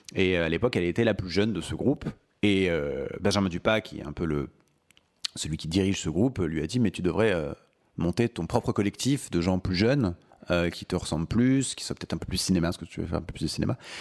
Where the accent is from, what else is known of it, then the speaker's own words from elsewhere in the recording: Maurepas, Île-de-France, France; also born or lived in Paris; je suis né le 9 mars 1989 à Paris 14e. Et j'ai grandi ensuite en banlieue parisienne, euh, dans une petite ville qui s'appelle Maurepas, à côté de Trappes